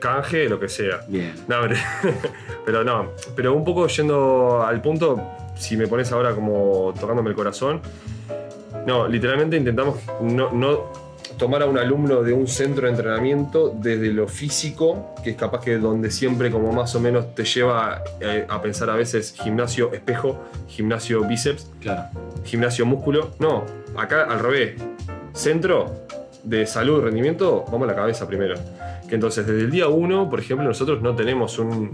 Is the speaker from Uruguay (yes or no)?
yes; Uruguay; somos todólogos, como cualquier uruguayo